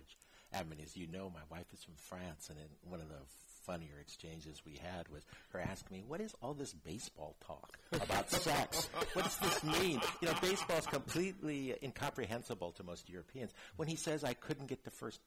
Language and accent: English; Los Angeles, California, United States; I was born and raised in Hollywood